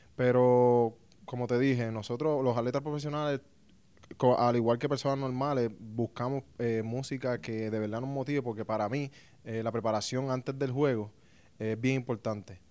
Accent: Puerto Rico; yo vengo de Puerto Rico

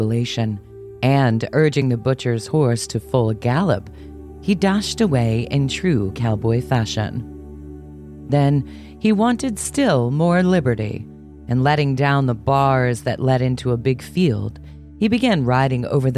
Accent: Arizona, United States; my home state of Arizona

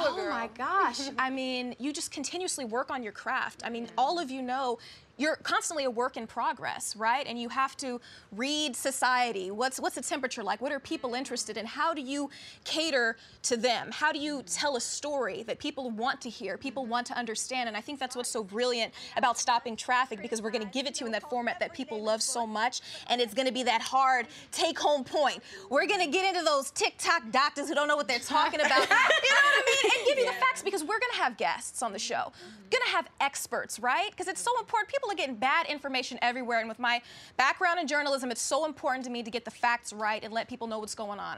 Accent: Kansas City, United States; moved away as an adult; also born or lived in Dallas / Las Vegas; But I started off in Kansas City, and that's my hometown.

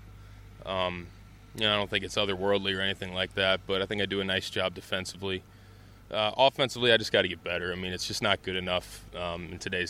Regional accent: Cincinnati, Ohio, United States; growing up in Cincinnati

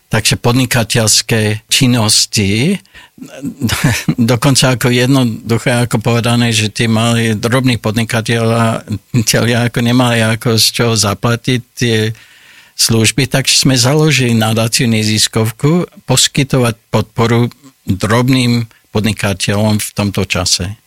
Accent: Olds, Alberta, Canada; Slovak is a second language; moved away as an adult; now in Slovakia; Ja som sa narodil v takom malom ako kanadskom meste, volá sa Olds a to je blízko Kalgária a na západe Kanady

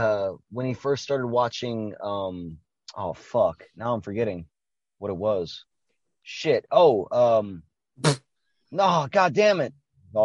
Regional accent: Canada; We've established this shit. We're from Canada, man.

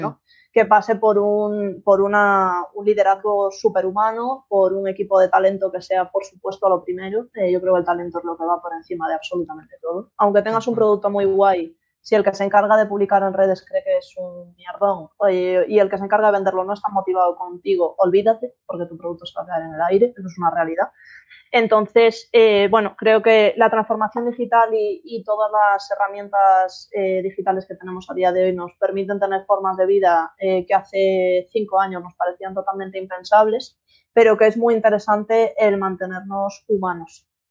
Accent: Galicia, Spain; moved away; soy estratega digital y soy gallega

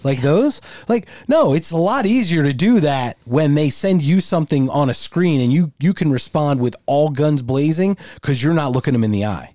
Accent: Philadelphia, Pennsylvania, United States; I'm from Philadelphia

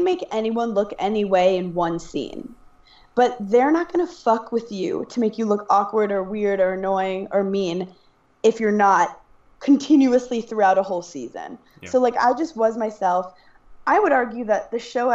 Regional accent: New York City, New York, United States; I'm from Brooklyn, New York.

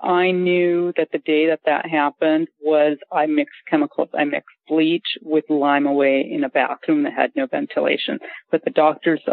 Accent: Glendale, California, United States; I'm calling from Port St. Lucie, but I'm with my dad who's ill. But I'm from California, from LA, like Glendale, California

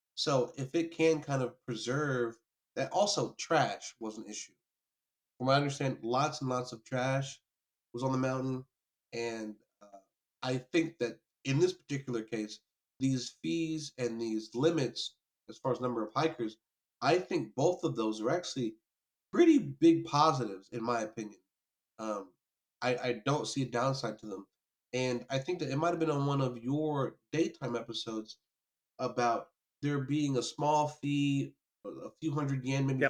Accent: New York, United States; moved away; also born or lived in the South (US); I was born in New York

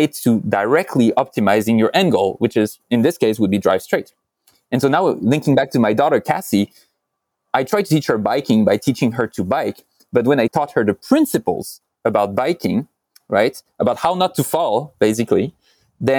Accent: France; moved away

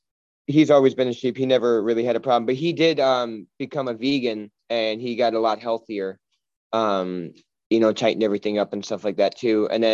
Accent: Kenosha, Wisconsin, United States; also born or lived in Los Angeles, California; now in Michigan, United States; It's most of my life was in Wisconsin.

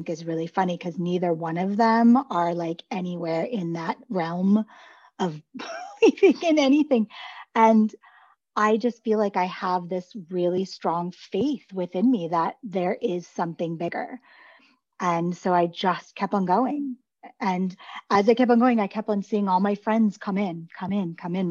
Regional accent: Beverly Hills, California, United States; moved away; also born or lived in Detroit; I grew up in Beverly Hills

